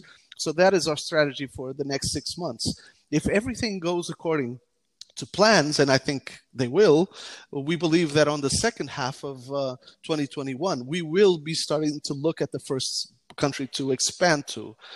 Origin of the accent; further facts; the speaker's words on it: Portugal; also born or lived in United States; I mainly grew up in Portugal